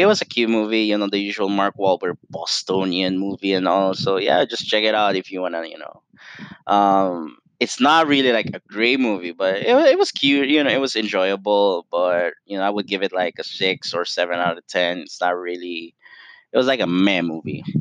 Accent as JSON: {"language": "English", "country": "Italy", "tie": "born or raised there", "moved": "yes", "said": "I grew up in Italy. I'm half Italian, and you know it's hard to see the country that made me who I am"}